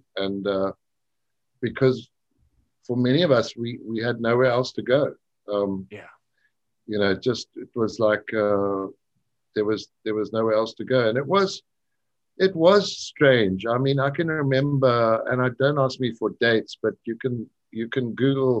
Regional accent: Chipinga, Manicaland, Zimbabwe; moved away; in my little town where I grew up in Chipinga

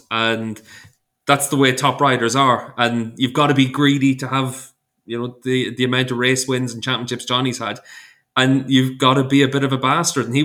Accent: Ireland; As an Irishman, I struggle to say or.

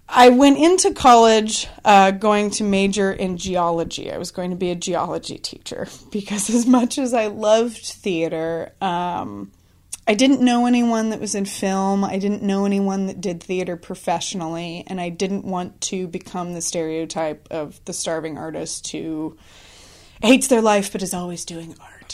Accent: Columbia River Gorge, Washington, United States; I grew up in Washington State, kind of out in the Columbia River Gorge, middle of nowhere

